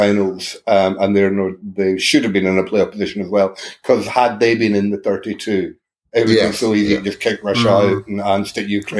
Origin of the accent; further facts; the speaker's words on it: Scotland, United Kingdom; as a Scotsman